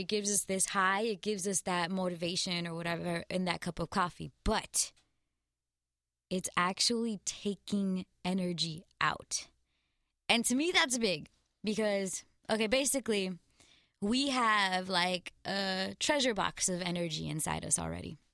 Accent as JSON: {"language": "English", "town": "Glendale", "region": "California", "country": "United States", "tie": "born or raised there", "said": "I'm from Glendale, California."}